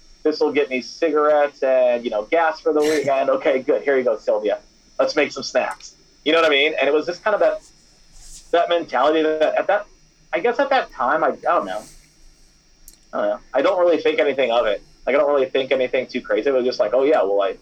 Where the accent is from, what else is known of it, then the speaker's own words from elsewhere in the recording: Iowa, United States; I'm from Iowa